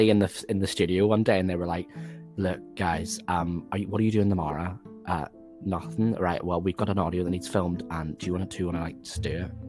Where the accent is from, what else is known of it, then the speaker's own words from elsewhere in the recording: Wales, United Kingdom; I am Welsh.